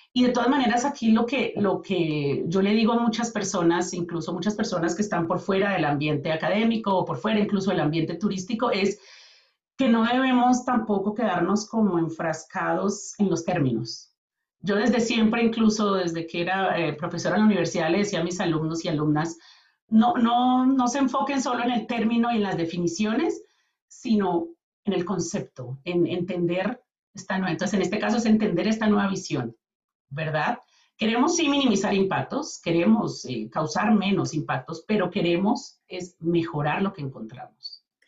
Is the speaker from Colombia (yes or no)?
yes; Colombia; moved away as an adult; now in Calgary, Canada; yo vengo de Colombia. Eh, con mi familia venimos a vivir en el 2008 a Canadá